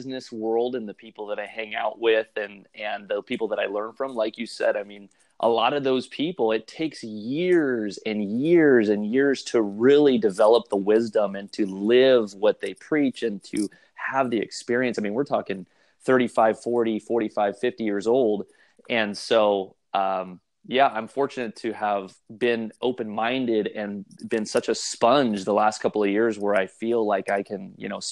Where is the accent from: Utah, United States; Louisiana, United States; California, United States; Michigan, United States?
California, United States; Santa Maria; also born or lived in Shell Beach, California; I'm from the Central Coast of California. I live in a small community called Shell Beach. Lived here for almost a couple of years now. And grew up down the road, a small town by the name of Santa Maria